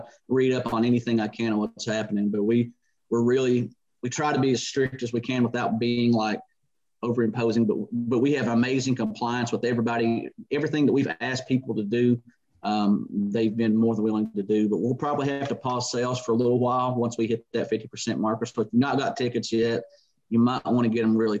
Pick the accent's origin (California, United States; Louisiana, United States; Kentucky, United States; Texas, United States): Kentucky, United States; southeastern; I was born and raised here